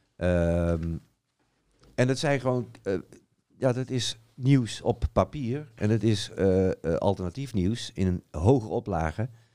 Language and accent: Dutch; Utrecht, Netherlands; Ik kom dan uit Utrecht